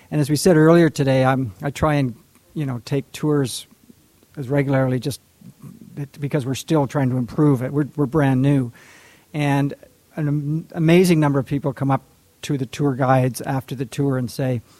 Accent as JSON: {"language": "English", "region": "Kentucky", "country": "United States", "said": "But, you know, I'm a Southerner like you folks. I'm a Kentuckian. I know the way you think."}